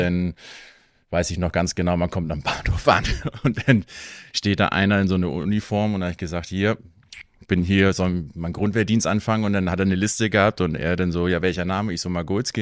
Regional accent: Hattstedt, Schleswig-Holstein, Germany; moved away as an adult; now in Husum, Germany; ich bin gebürtiger Husumer, habe aber meine Kindheit in Hattstedt verbracht

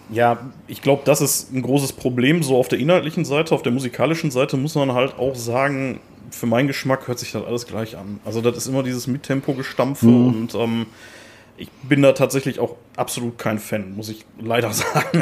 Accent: Ruhr area, North Rhine-Westphalia, Germany; accent: Ruhrpott dialect; wir sind beide auf Kohle geboren, wir sind beide Ruhrpott-Guys und äh, ich werde da auch, glaube ich, nicht versuchen, meinen Dialekt zu unterdrücken

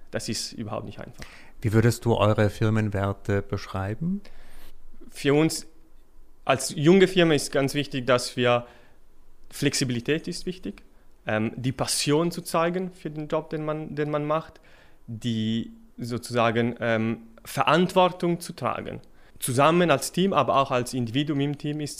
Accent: Milan, Lombardy, Italy; German is a second language; moved away as an adult; now in Switzerland; Ich bin, äh, wie man vom Namen vielleicht ahnen kann, stamme ich aus Italien, aus Mailand. Da bin ich für das Materialwissenschaftsstudium an die ETH gekommen.

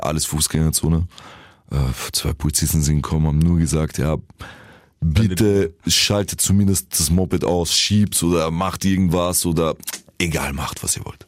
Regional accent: Vienna, Austria; accent: Viennese; So als Wiener. Ich habe nie etwas anderes repräsentiert außer Wien

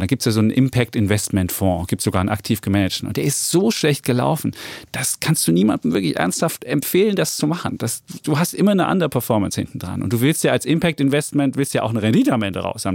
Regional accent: East Germany, Germany; ich komme aus Ostdeutschland

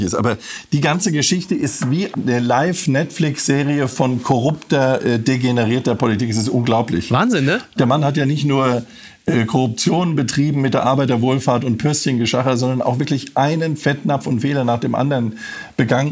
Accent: Frankfurt, Hesse, Germany; weil es meine Heimat ist.

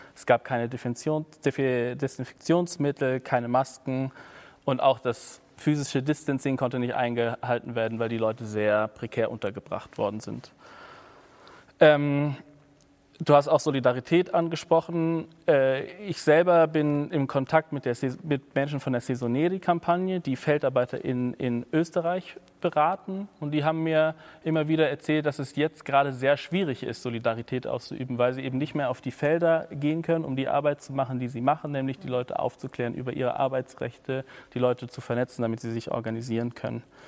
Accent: Berlin, Germany; also born or lived in Leipzig; ich bin in Berlin groß geworden, in Westberlin

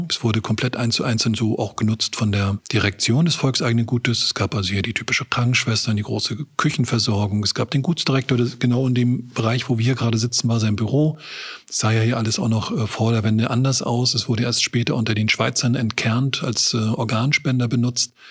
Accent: Rostock, Mecklenburg-Vorpommern, Germany; Wir kommen aus Rostock, das ist schon ein Sprung, ne?

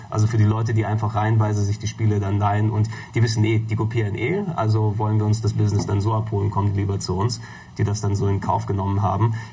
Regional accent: Hamburg, Germany; damals bei mir in, in Hamburg-Billstedt

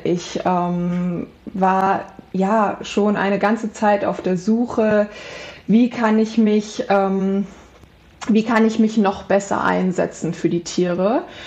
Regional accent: Central Hesse, Germany; ich komme aus Mittelhessen, aus einem kleinen, ähm, kleine, aus einer kleinen Stadt

